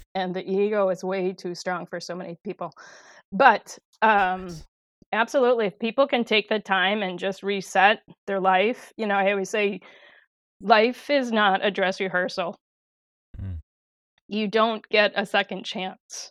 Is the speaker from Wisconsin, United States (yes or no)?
yes; De Pere, Wisconsin, United States; I grew up in De Pere, Wisconsin, and um, born and raised